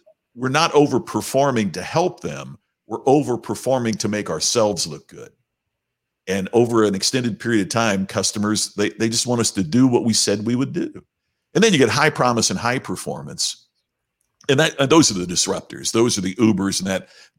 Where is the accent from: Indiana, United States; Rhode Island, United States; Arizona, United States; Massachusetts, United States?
Indiana, United States; Southern; Growing up in Southern Indiana at that time was a pretty amazing thing